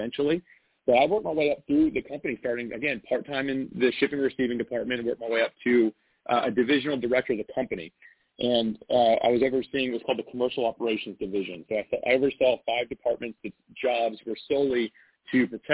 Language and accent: English; North Florida, United States; I grew up in Florida. So I've actually been in North Florida my entire life